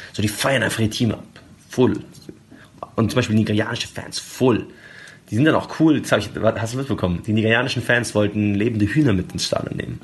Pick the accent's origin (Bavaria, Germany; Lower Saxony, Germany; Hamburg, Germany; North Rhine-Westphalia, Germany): Bavaria, Germany; Munich; gerade als Münchner